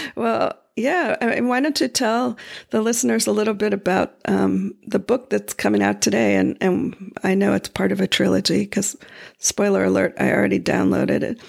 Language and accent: English; Florida, United States; I grew up in Florida